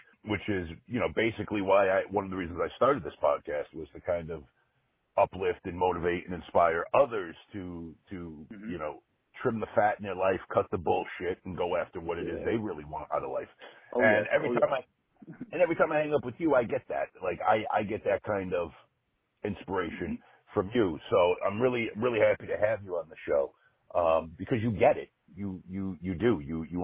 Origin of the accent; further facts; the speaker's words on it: New England, United States; I'm not from New York. I grew up in New England. I grew up in a very small town